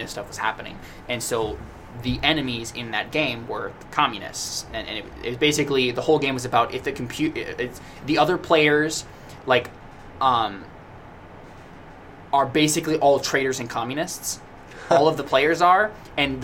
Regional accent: United States; us as American citizens

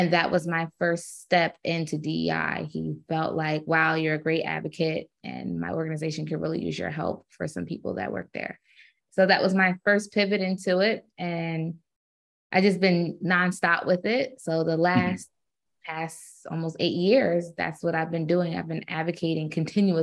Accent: Kaduna, Kaduna State, Nigeria; It's a Nigerian name. I was born in Kaduna, Nigeria. I'm Edo

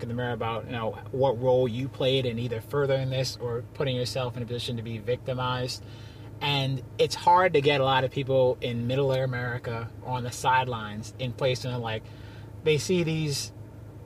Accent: Long Island, New York, United States; also born or lived in Queens, New York / Rhode Island; I grew up in different parts of Long Island, Uniondale, some in Freeport

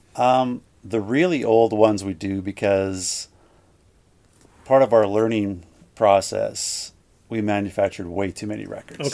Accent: Gimli, Manitoba, Canada; I grew up in Gimli with Jason

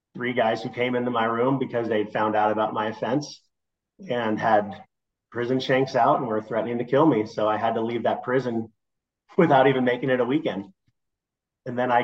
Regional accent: Nebraska, United States; moved away; also born or lived in Denver; I grew up in Nebraska, where trains are a big part of it

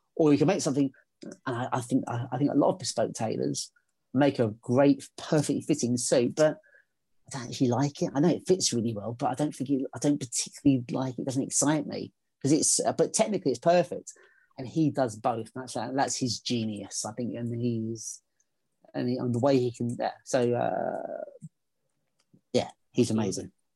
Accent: England, United Kingdom; because I'm English

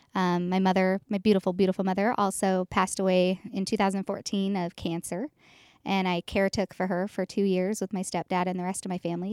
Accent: Boise, Idaho, United States; I'm from Boise, Idaho, born and raised.

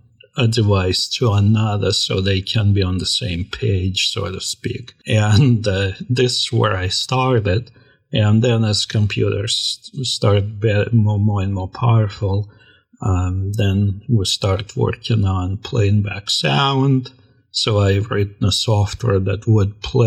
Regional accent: Russia; now in United States; When I came to this country from Russia in 1994, I went to a college in New York

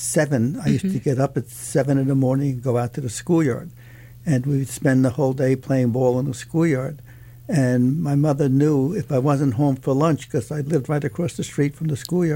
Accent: New York, United States; born there; Yes, I was born in Manhattan.

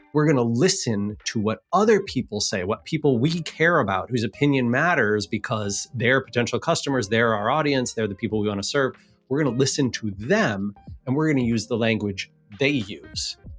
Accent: Seattle, Washington, United States; here in Seattle, in my hometown

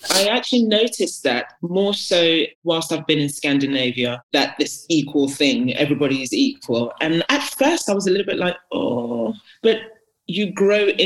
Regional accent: Ghana; but in terms of Ghanaian culture, do you know what Ghanaian culture is?

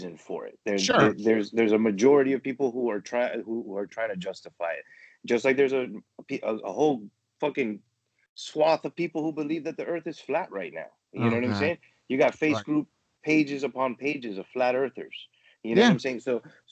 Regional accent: Miami, Florida, United States; Growing up in Miami, you know, I experienced a lot being, you know, Venezuelan

